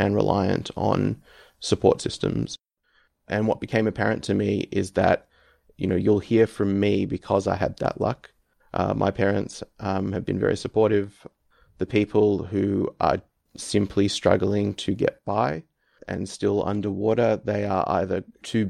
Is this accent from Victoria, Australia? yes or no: yes; Melbourne, Victoria, Australia; now in Canberra, Australia; I am from Melbourne originally. And now live in Canberra